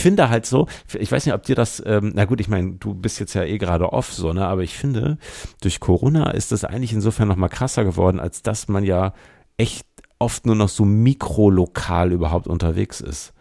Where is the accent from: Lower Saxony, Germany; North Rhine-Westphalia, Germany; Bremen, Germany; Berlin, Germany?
Bremen, Germany; now in Hamburg, Germany; ich bin in Bremen geboren und bin in Hamburg bislang geblieben